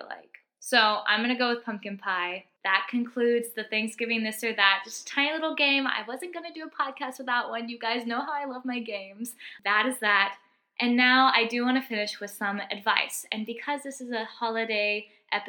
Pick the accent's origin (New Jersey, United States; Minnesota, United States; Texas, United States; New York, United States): Texas, United States; moved away; where I'm from Texas originally, we call it stuffing